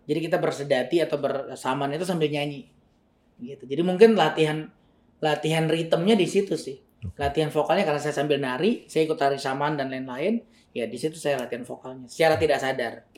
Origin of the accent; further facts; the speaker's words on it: LNG Arun, Sumatra, Aceh, Indonesia; moved away as an adult; also born or lived in Jakarta; saya sekolahnya di Taman Siswa LNG Arun ini, hmm. dari SD SMP itu